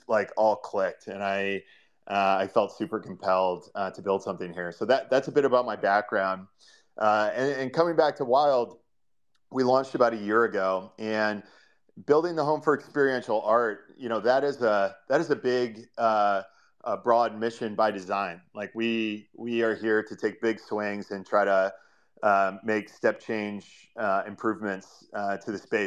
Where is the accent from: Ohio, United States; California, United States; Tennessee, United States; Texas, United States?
Ohio, United States; moved away as an adult; also born or lived in New York City; now in San Francisco, United States; I am born and raised in Ohio, for any Midwest United States fans out there, and kind of grew up in farm country there.